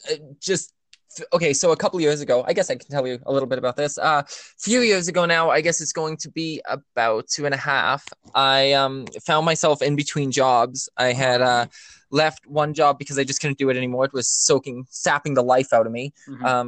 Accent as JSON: {"language": "English", "country": "Canada", "said": "I'm a Canadian"}